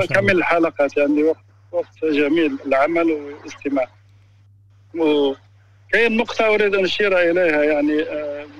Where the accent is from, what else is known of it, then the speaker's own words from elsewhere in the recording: Algeria; now in Spain; انا آه، جزائري من اسبانيا